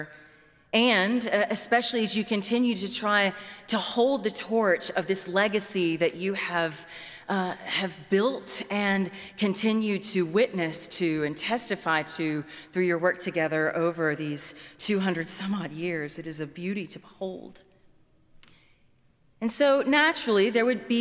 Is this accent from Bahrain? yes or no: no; Baton Rouge, Louisiana, United States; I'm from Louisiana, was born and raised in Baton Rouge